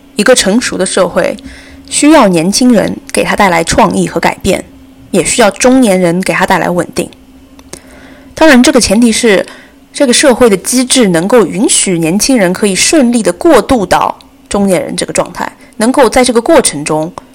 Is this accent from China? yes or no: yes; China; 作为中国人，我们生活在二十一世纪